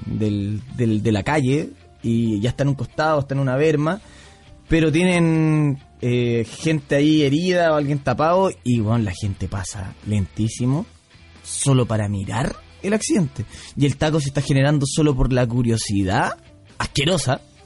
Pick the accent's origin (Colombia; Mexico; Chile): Chile; Pichilemu, O'Higgins; yo soy de Pichilemu.